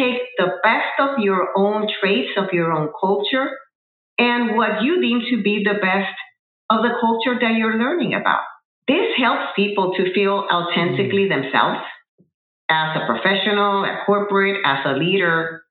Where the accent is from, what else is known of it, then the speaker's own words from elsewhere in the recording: Puerto Rico; moved away as an adult; also born or lived in New Jersey, United States; I relocated from Puerto Rico, where I am originally from, to the continental United States, to New Jersey